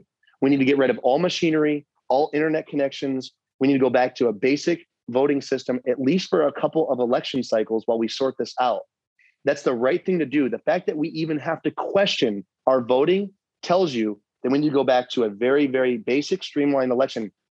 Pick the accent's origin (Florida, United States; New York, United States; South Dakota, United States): New York, United States; now in Arizona, United States; I came from New York. Many people came from different parts of the country to be here.